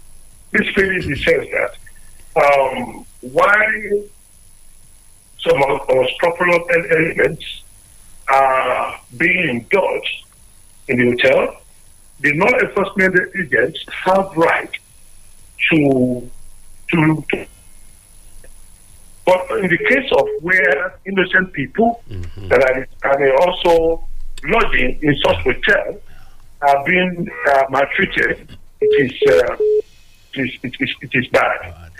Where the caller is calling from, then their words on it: Abuja, Federal Capital Territory, Nigeria; I'm calling from Abuja.